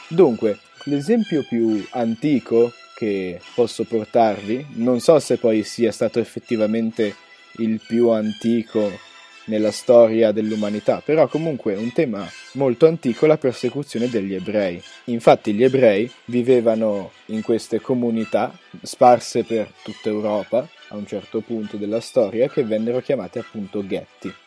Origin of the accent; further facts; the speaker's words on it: Ticino, Switzerland; siamo ticinesi